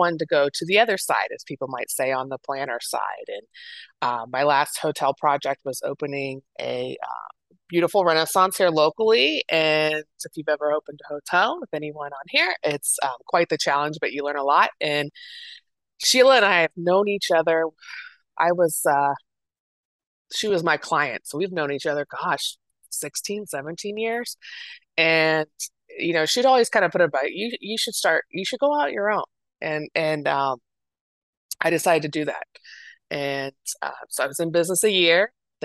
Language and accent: English; Dayton, Ohio, United States; moved away as an adult; now in Columbus, United States; I'm originally from the Dayton area, which is like an hour west of Columbus, but I've been in Columbus for over 20 years